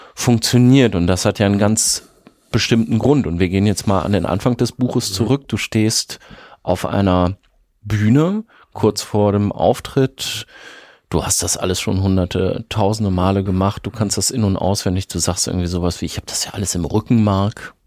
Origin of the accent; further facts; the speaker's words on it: a village in East Westphalia, Minden-Lübbecke district, North Rhine-Westphalia, Germany; Ich komme aus einem Dorf in Ostwestfalen